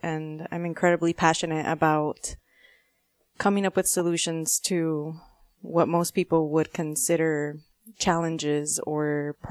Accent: Nogales, Arizona, United States; also born or lived in Tucson; I am a border girl. I was born here in Tucson, but I actually grew up in Ambos Nogales.

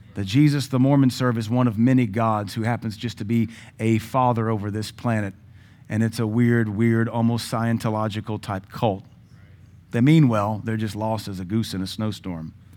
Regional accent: Baton Rouge, Louisiana, United States; also born or lived in Pittsburgh, Pennsylvania; now in Cookeville, United States; I was born in Pittsburgh. I'm a native Yankee. God delivered me to Baton Rouge so I could grow up Southern

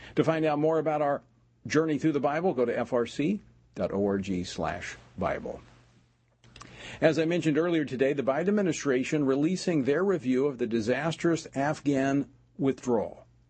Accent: Louisiana, United States; my home state of Louisiana

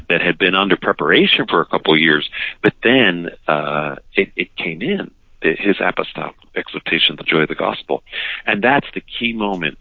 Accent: Philadelphia, Pennsylvania, United States; I was raised in the Philadelphia area, Roxborough

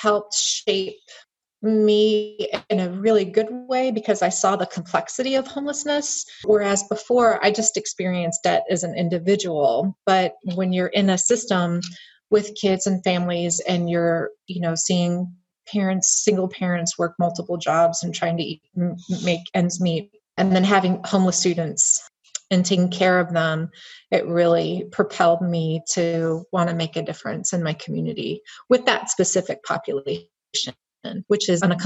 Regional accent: Miami, Florida, United States; moved away as an adult; also born or lived in Patrick County, Virginia; I was born and raised mostly in Miami, Florida

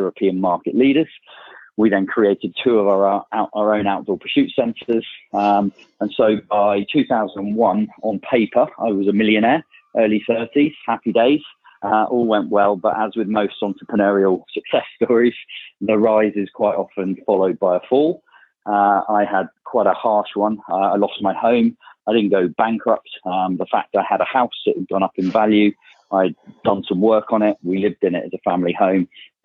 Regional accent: Bournemouth, South West England, United Kingdom; also born or lived in South Africa; I'm from Bournemouth, down in Dorset, where I still live. Spend about half of my time there. Four kids, and that's where I grew up

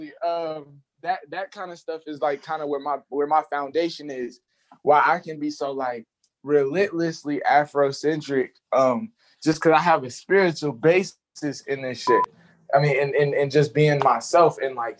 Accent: Charlotte, North Carolina, United States; also born or lived in Lexington, South Carolina; growing up in Charlotte, I was like the city boy of my family

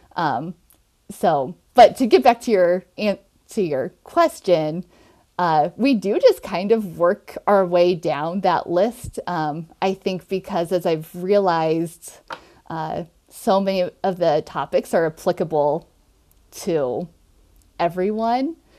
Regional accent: Nebraska, United States; also born or lived in Minnesota / New York; I'm from Nebraska originally

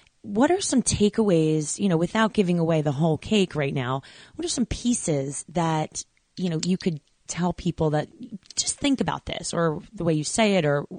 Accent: New York, United States; And I grew up in New York, so, you know, diversity central

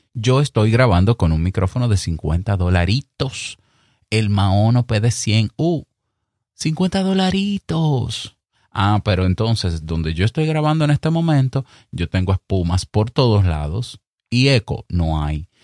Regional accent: Dominican Republic; accent: Dominican; que se te sale el dominicano, como me pasa a mí de vez en cuando

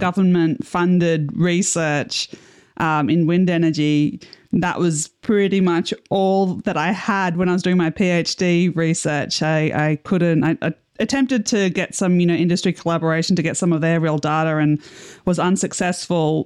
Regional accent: Australia; As an Australian, you know, we don't have a lot of wind turbine research here

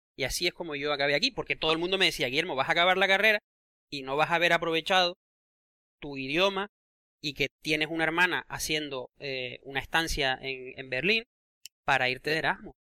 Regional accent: Canary Islands, Spain; accent: Canarian; moved away; haber nacido y crecido en las Islas Canarias

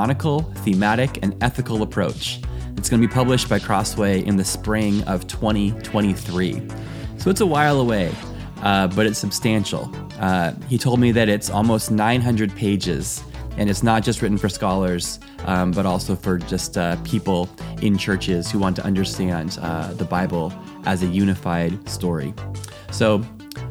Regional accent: United States; moved away as an adult; now in Europe; I am an American living in Europe

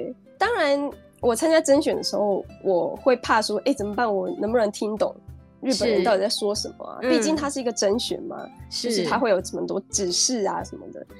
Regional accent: Taiwan; moved away as an adult; also born or lived in Japan; 毕竟我也是一个台湾人，

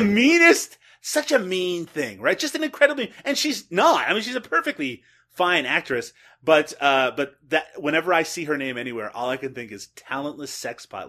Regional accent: Newfoundland and Labrador, Canada; now in Peterborough, Canada; I'm, of course, originally from Newfoundland, Canada, and I, I currently live in Peterborough, Ontario, Canada.

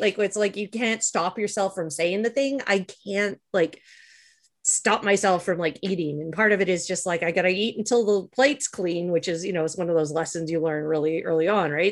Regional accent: Canada; growing up in Canada

